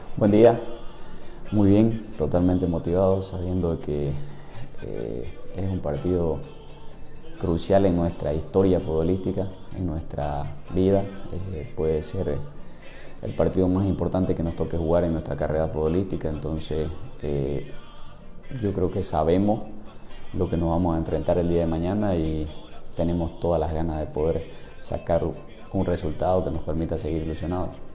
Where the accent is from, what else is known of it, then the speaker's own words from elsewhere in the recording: Bolivia; nosotros como, como, bolivianos